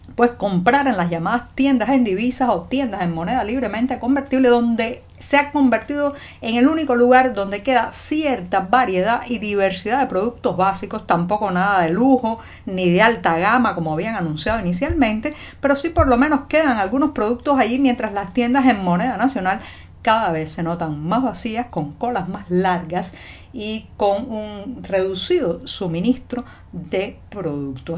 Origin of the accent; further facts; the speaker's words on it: Cuba; cubana, periodista, ciudadana